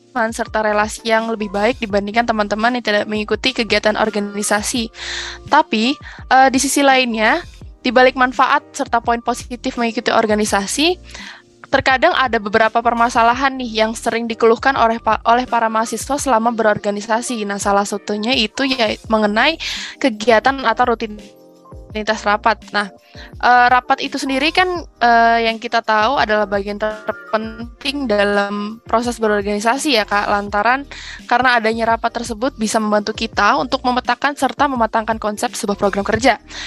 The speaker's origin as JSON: {"language": "Indonesian", "town": "Bekasi", "region": "West Java", "country": "Indonesia", "said": "aku dari Bekasi"}